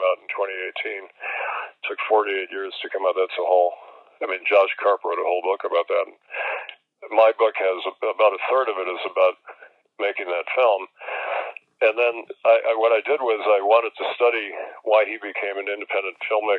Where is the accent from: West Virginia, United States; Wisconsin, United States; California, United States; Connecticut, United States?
Wisconsin, United States; Milwaukee; Spencer Tracy, who came from my hometown and went to my high school.